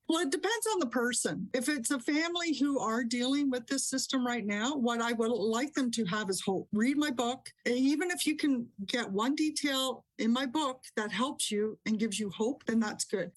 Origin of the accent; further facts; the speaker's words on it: Canada; I'm Canadian.